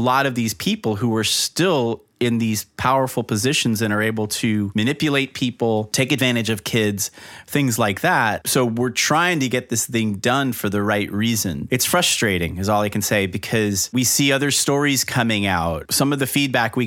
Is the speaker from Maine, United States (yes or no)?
no; South Florida, United States; growing up in South Florida